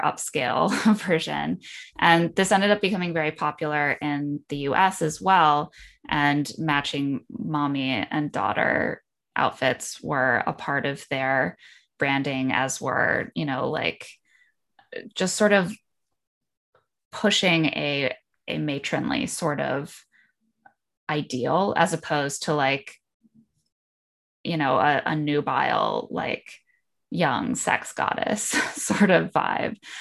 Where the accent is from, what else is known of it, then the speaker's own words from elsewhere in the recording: Indiana, United States; grew up in Indiana